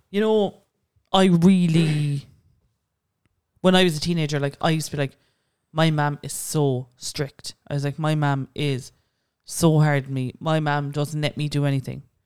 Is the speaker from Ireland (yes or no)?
yes; Cork, Munster, Ireland; I'm from Cork